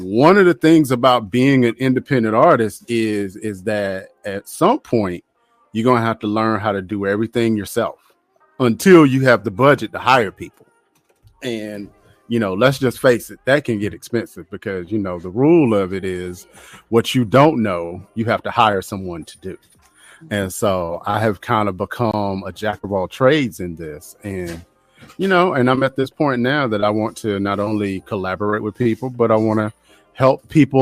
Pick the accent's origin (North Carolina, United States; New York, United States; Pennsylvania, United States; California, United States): North Carolina, United States; I am from North Carolina